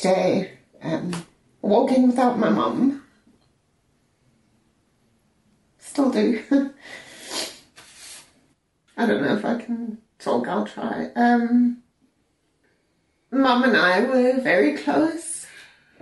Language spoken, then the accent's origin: English; South Africa; moved away as an adult; now in Ireland; I'm originally from South Africa. I've been living in Ireland for 14 years.